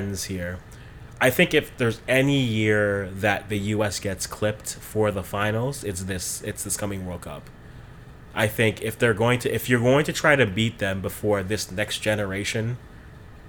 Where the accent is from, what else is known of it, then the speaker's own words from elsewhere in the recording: Canada; as a Canadian